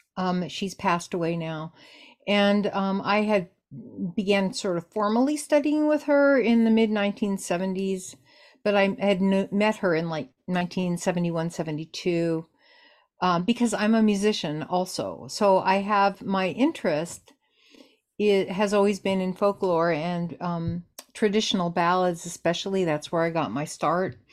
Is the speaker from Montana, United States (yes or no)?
no; Los Angeles, California, United States; growing up in Los Angeles at that time